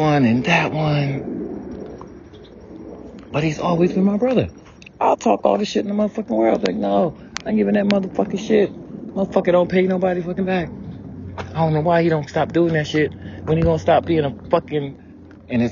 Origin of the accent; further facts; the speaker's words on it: the South, United States; growing up in the South.